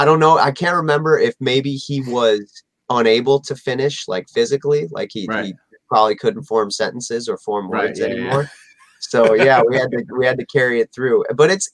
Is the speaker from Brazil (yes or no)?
no; Michigan, United States; moved away; I'm from Michigan originally